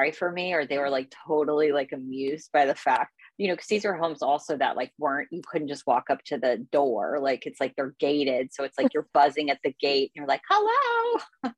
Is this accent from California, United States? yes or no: no; Houston, Texas, United States; moved away; I'm from Houston, Texas originally